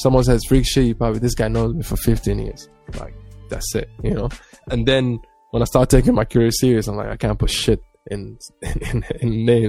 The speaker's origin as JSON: {"language": "English", "region": "Abu Dhabi", "country": "United Arab Emirates", "tie": "born or raised there", "said": "Black Somali, displays skateboard and listens to metal."}